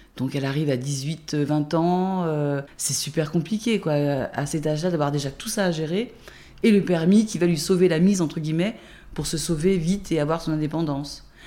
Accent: Jura, Bourgogne-Franche-Comté, France; also born or lived in Dijon; Je suis née à Dijon, mais j'ai grandi dans Jura jusqu'à mes 16-17 ans, à 50 km d'ici

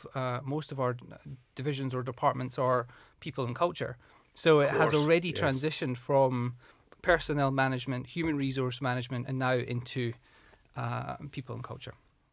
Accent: Moniaive, Scotland, United Kingdom; So I'm from Scotland, from the southwest of Scotland. I was brought up in a really small town, a rural town called Monyive in the southwest. Really small, only about 450 people. So my dad was a farmer.

